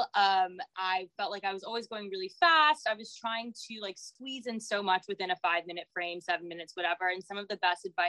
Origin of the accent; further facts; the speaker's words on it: New York City, New York, United States; now in Miami, United States; I grew up in New York City